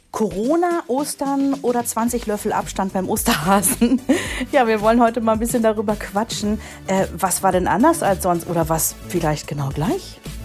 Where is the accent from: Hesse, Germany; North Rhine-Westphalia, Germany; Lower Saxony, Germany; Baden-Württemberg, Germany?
North Rhine-Westphalia, Germany; moved away; im Rheinland gewesen sind, in meiner Heimat